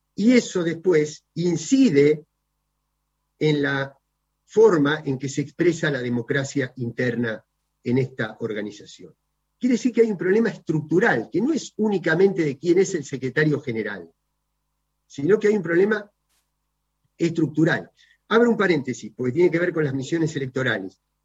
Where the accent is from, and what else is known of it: Argentina